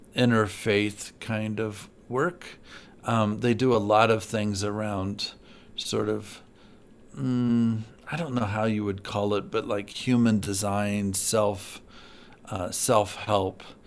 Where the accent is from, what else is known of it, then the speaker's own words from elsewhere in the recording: Galesburg, Illinois, United States; moved away; I'm from Galesburg, Illinois, um, originally.